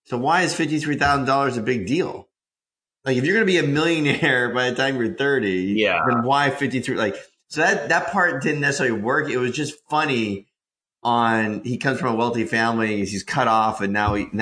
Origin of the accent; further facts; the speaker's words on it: North Carolina, United States; I grew up in North Carolina